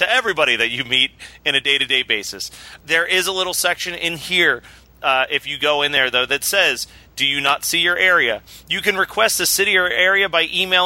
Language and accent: English; Philadelphia, Pennsylvania, United States; I'm from Philly